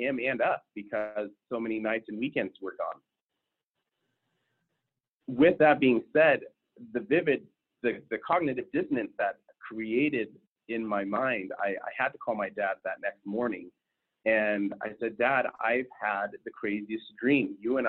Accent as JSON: {"language": "English", "region": "West Coast", "country": "United States", "tie": "born or raised there", "also_born_or_lived": "Anchorage, Alaska / Las Vegas, Nevada", "lives_now": "Michigan, United States", "said": "Originally, I am not from Michigan. I grew up all along kind of the West Coast. I actually ended high school in Alaska, in Anchorage, Alaska, but started high school in Las Vegas, Nevada. Moved around a lot during my youth."}